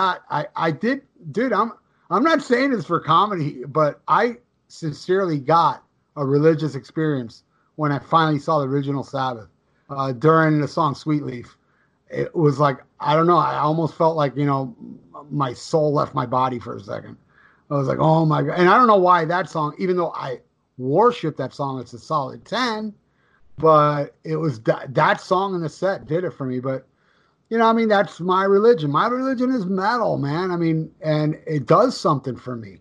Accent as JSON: {"language": "English", "country": "United States", "said": "I'm American, bro."}